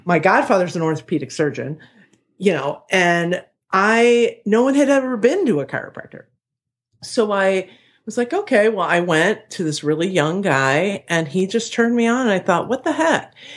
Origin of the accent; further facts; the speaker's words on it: Ohio, United States; now in Chicago, United States; I'm from Ohio